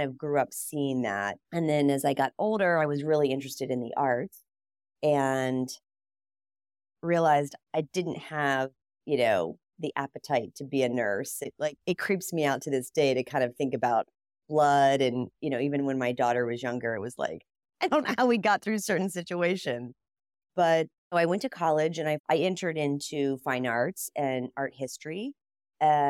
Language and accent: English; Columbus, Ohio, United States; Growing up in Columbus, Ohio, there were four or five pretty large design firms.